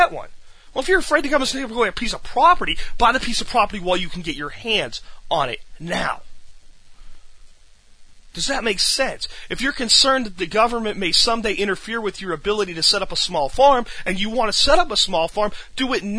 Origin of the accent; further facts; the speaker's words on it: United States; also born or lived in Texas; we're American citizens. This is our nation.